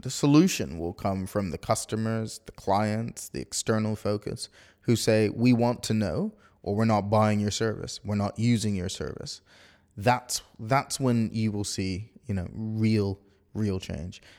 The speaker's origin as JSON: {"language": "English", "country": "Bermuda", "moved": "yes", "lives_now": "United Kingdom", "said": "I'm not from the U K, I'm from Bermuda"}